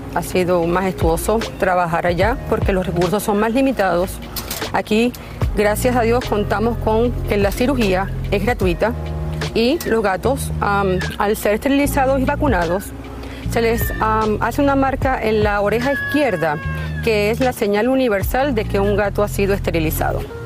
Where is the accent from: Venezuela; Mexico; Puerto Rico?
Venezuela; now in Miami, United States; mi país natal, Venezuela